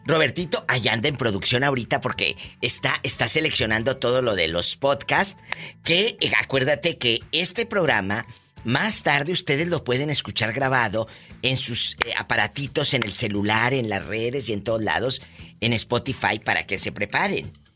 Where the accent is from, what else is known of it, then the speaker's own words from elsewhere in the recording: Mexico; now in United States; nuestro México lindo y querido que nunca olvidamos